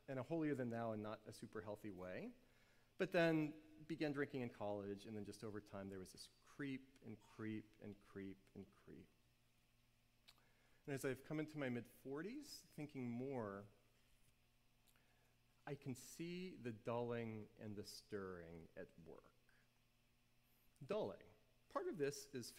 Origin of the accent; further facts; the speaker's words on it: New Orleans, Louisiana, United States; I grew up in New Orleans, and everybody around me drank in middle school